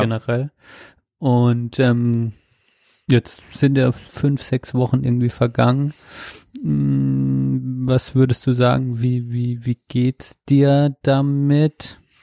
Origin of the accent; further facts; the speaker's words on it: Germany; als Deutscher